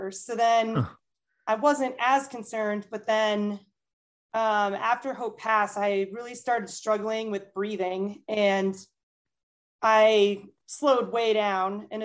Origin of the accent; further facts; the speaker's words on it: Boston, Massachusetts, United States; my 50th one, I wanted to do as Boston Marathon in my hometown.